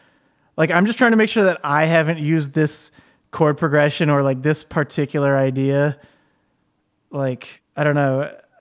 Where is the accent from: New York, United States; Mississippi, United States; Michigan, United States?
Michigan, United States; Well, I was born in Michigan. truth be told, I never left home, you know? Just a good old boy.